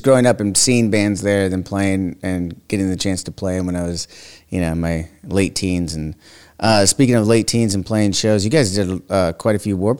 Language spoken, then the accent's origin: English; Westminster, California, United States; also born or lived in Huntington Beach, California; I've lived here my whole life.